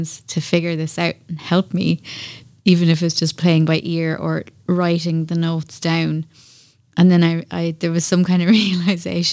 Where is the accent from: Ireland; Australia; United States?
Ireland; Tullamore, County Offaly; I'm from Offaly originally, from Tullamore, small town.